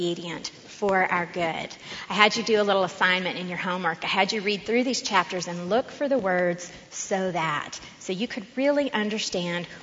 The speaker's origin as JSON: {"language": "English", "town": "Austin", "region": "Texas", "country": "United States", "tie": "born or raised there", "said": "I grew up in Austin."}